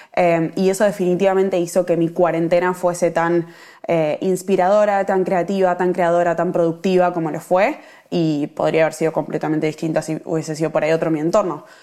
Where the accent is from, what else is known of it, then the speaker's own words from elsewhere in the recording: Argentina; moved away as an adult; now in Melbourne, Australia; yo estoy viviendo en Melbourne, soy argentina